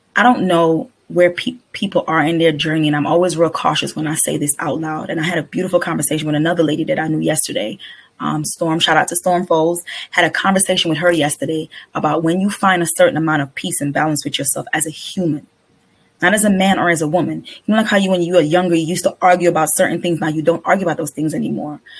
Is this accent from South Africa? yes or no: no; Trinidad & Tobago; I'm a Trinidadian